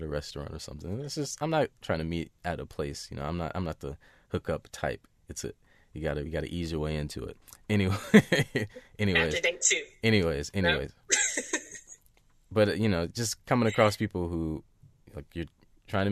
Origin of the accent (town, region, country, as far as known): Seattle, Washington, United States